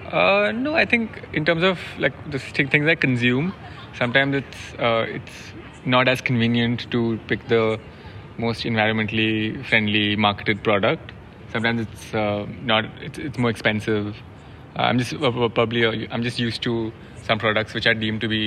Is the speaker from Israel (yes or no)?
no; Kolkata, West Bengal, India; So in my hometown in Calcutta, I'm working on a project to make the auto rickshaws of Calcutta more accessible.